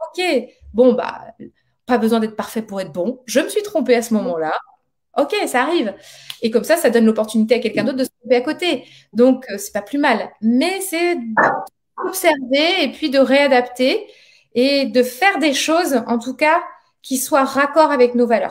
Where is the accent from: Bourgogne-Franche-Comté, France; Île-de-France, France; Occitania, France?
Occitania, France; Montpellier; on est de Montpellier